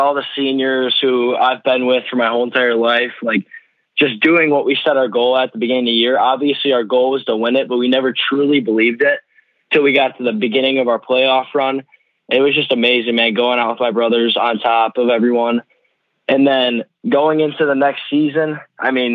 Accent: Grand Blanc, Michigan, United States; my hometown. I've been here my whole life

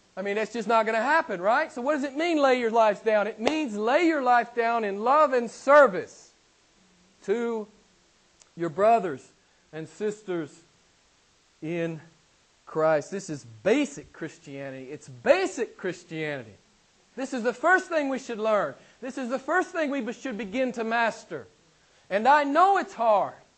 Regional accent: the Bible Belt, United States; I'm from the States and I live in, a, in an area of the States called the Bible Belt

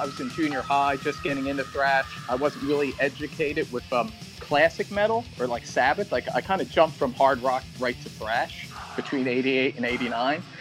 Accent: Philadelphia, Pennsylvania, United States; now in Los Angeles, United States; I'm from Philly, but we, yeah. We, we're both living

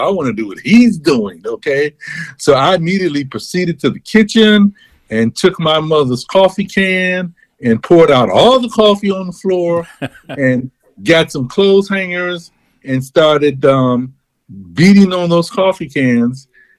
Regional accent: Chicago, Illinois, United States; Well, I am from, as I am in Chicago. {S0} Okay. {S1} I was born and raised.

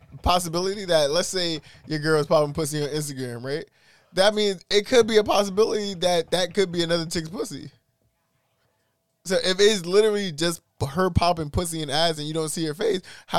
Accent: New York City, New York, United States; I'm from East New York for real.

